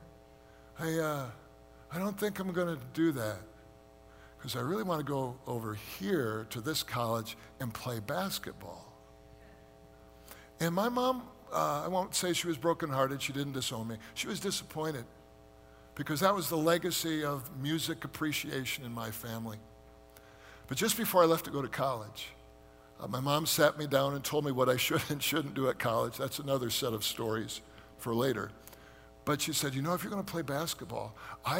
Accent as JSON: {"language": "English", "country": "United States", "said": "we as American Christians"}